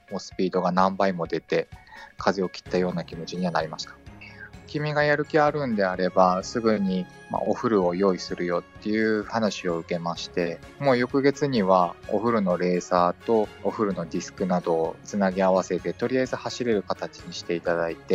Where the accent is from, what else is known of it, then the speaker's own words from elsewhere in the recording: Fukui, Japan; 地元の福井で車椅子屋さんがあるので、そこで測定していただいて